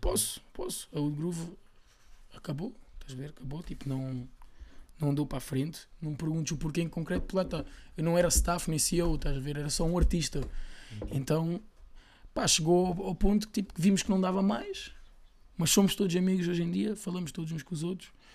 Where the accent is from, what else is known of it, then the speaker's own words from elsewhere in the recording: Lisbon, Portugal; sou de Chelas já, como muitos dos meus